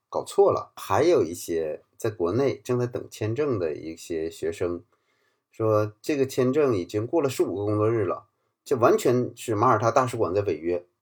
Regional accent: China; moved away as an adult; now in Malta; 我们来自国内的这个社群

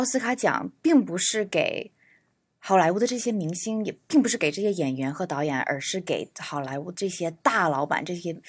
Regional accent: United States; 我从小在美国长大

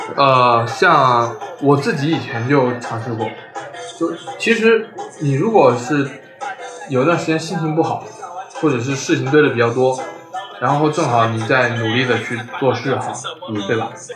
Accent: China; moved away; 因为我来的那个地方，它就是湖南、湖北、江西三个省交界的那个地方鄂湘赣子

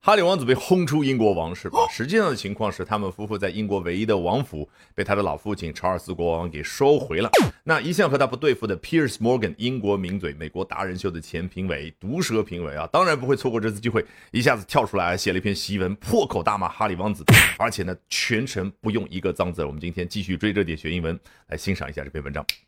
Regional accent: China; 我们中国人

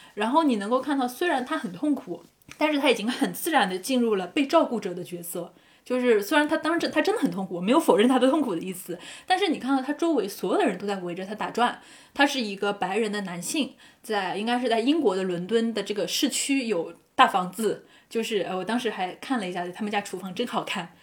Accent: Zhejiang, China; 我自己是浙江人

